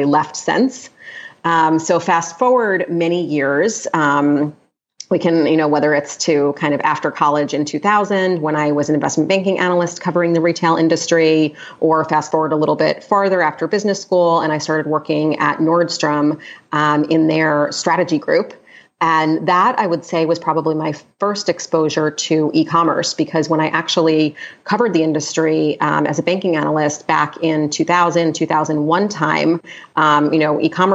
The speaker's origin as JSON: {"language": "English", "region": "New York", "country": "United States", "tie": "born or raised there", "also_born_or_lived": "Los Angeles", "said": "New York, which is my hometown"}